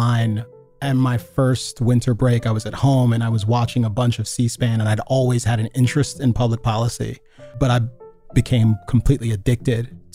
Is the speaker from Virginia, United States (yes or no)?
yes; Northern Virginia, United States; Being a kid growing up in Northern Virginia, my family was quite small